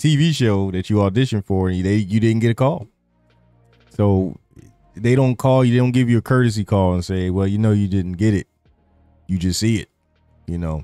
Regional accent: Philadelphia, Pennsylvania, United States; when you say you're from Philly

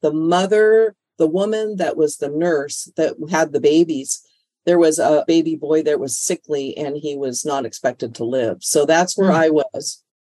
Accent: Canada; born there; It's actually, I was born in Canada. So It was a little different in Canada.

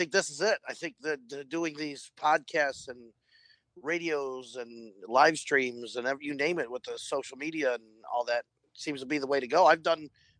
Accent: Toledo, Ohio, United States; now in Florida, United States; I'm from Ohio

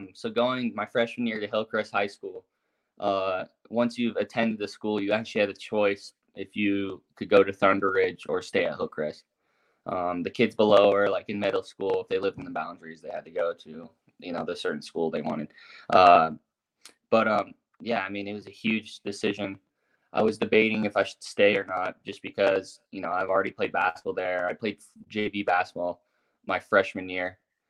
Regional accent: Uruguay; also born or lived in Las Vegas, United States / St. George, United States; I was born in Vegas. I moved to St. George, and I lived there for 5 years until I was 7. And then we moved to Uruguay. Just because my dad bought land out there. And so I was out in South America, always playing soccer.

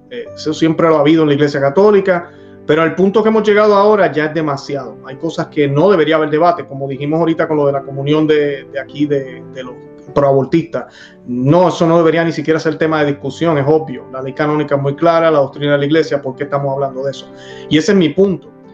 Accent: Puerto Rico; yo nací en Sordo, yo nací en una parroquia en Puerto Rico, Sordo, fui eh, servidor del altar

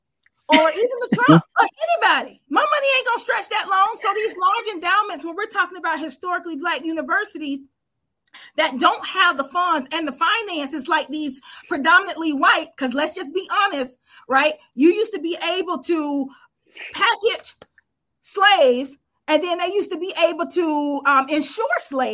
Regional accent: United States; I'm a Black American.

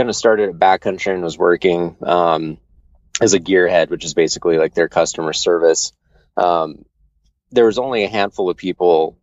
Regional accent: Southeast Idaho, United States; I grew up in Southeast Idaho

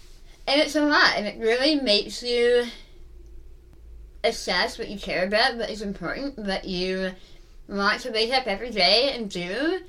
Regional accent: United Kingdom; Like I mentioned, I'm British and not the fancy kind. Like, my parents are from, like, the East End of London.

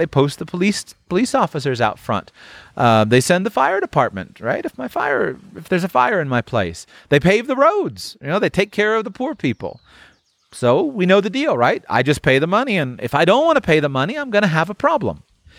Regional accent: United States; born there; Think about a guy like me, right? I was born in the United States.

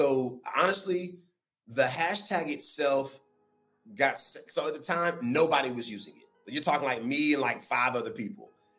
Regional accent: North Carolina, United States; accent: Southern drawl; moved away; I'm from the South. I'm from North Carolina. Like I'm a Southern boy at heart, although I live on the West Coast now. It's ingrained in me, that Southern upbringing.

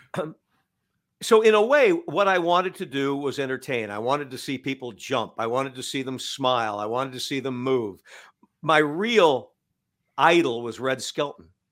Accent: Cedar Falls, Iowa, United States; moved away as an adult; also born or lived in Waterloo, Iowa; I moved back to my hometown

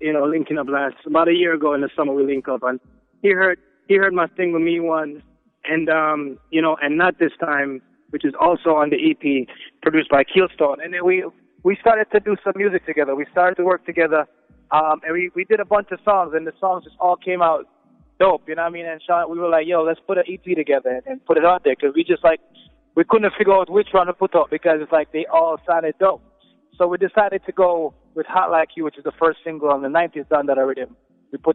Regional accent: Jamaica; moved away as an adult; now in New York City, United States; I'm from Jamaica, but I'm spending my last 10 years or so in New York City

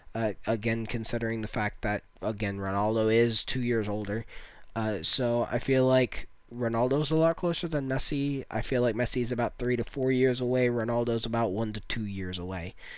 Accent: United States; as an American

